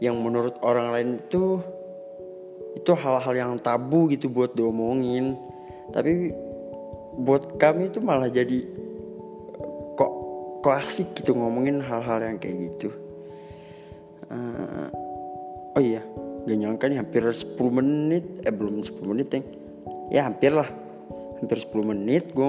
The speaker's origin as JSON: {"language": "Indonesian", "town": "Banjarmasin", "region": "South Kalimantan", "country": "Indonesia", "said": "gara-gara gue kerja jauh kan aslinya gue orang Banjarmasin nah di Banjarmasin itu ada teman gue"}